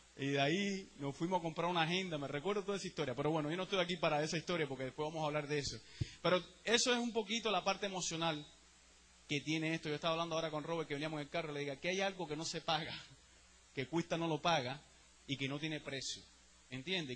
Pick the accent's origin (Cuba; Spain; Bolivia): Cuba; now in United States; Yo soy el mismo cubano de Cuba